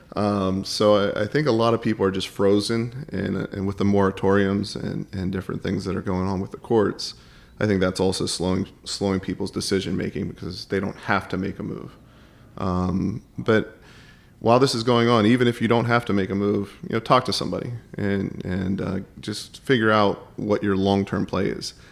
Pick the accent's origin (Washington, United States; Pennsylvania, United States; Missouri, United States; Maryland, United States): Pennsylvania, United States; Pittsburgh; I grew up in Pittsburgh